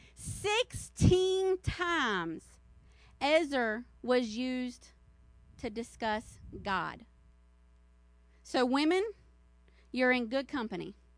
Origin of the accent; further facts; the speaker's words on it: the South, United States; I'm from the South